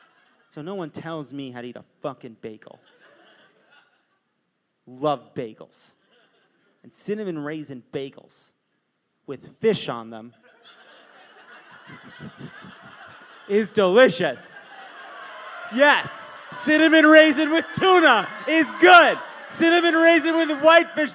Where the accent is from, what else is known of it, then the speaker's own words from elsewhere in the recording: New York City, New York, United States; I was born on the Upper East Side of Manhattan